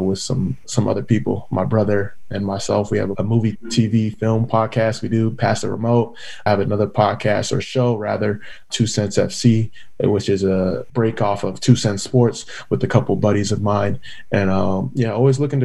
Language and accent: English; California, United States; moved away; also born or lived in Philadelphia / Orlando / Kansas City / Portland; first generation Nigerian American, the oldest of four siblings, born and raised in California